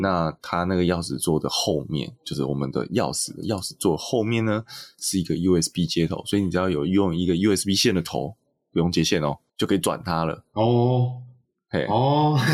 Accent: Taiwan; 台湾大部分的状况是在我们的教育中

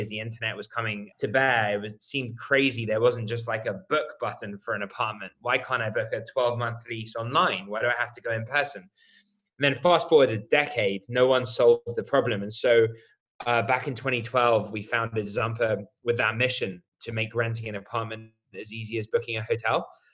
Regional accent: United Kingdom; accent: British; I'm British, as you can probably tell by my accent.

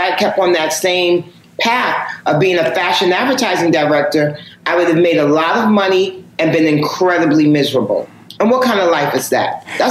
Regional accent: New York City, New York, United States; I'm born and raised in New York. So hip hop is my thing.

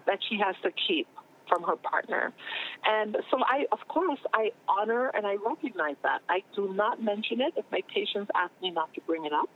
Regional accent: Trinidad & Tobago; moved away; growing up in the Caribbean, for example, there are certain careers we didn't even know existed

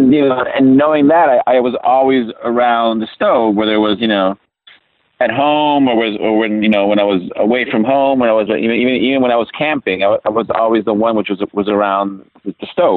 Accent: Italy; moved away; growing up in Italy

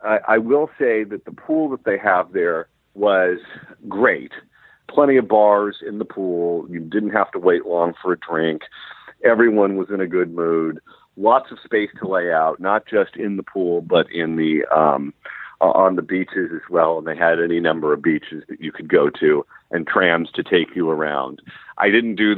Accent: California, United States; I'm from California

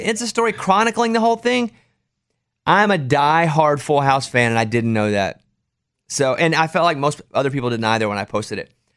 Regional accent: the South, United States; I'm from the South

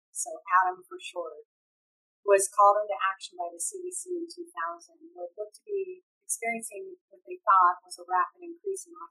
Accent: California, United States; I'm from California

